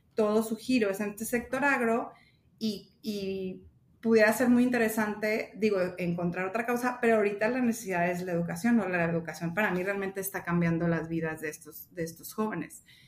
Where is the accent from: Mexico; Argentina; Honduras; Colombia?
Mexico; Los Mochis, Sinaloa; also born or lived in Hermosillo, Sonora; soy de aquí de Mochis